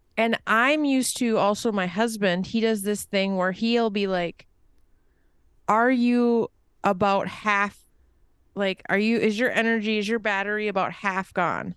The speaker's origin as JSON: {"language": "English", "country": "United States"}